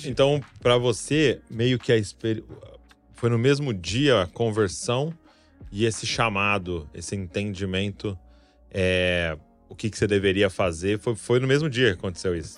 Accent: Santo André, São Paulo, Brazil; also born or lived in São Bernardo do Campo; eu morava em Santo André e o convênio da minha mãe e tal, o hospital foi em São Bernardo

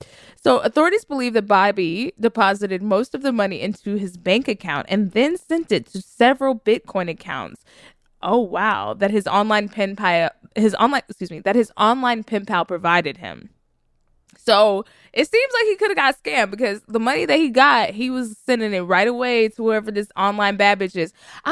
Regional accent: the South, United States; listen, I'm from the South. And my grandmother always said something like, don't pay for wisdom that someone already bought.

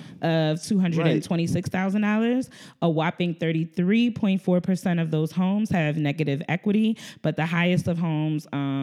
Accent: New Jersey, United States; Number one is my home state, Newark, New Jersey.

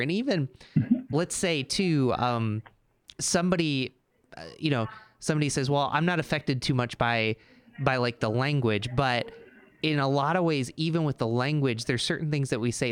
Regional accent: Endicott, New York, United States; I grew up in Endicott, New York, where IBM started

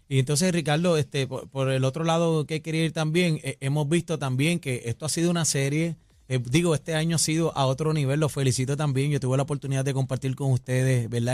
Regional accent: Puerto Rico; nosotros como boricua

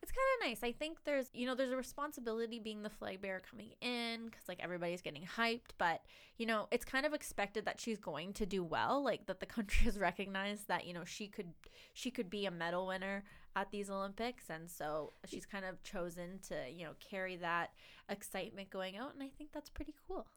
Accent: Canada; as a Canadian

